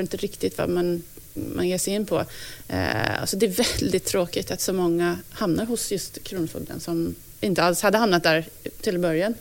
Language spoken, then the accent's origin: Swedish; United States; now in Sweden; jag som amerikan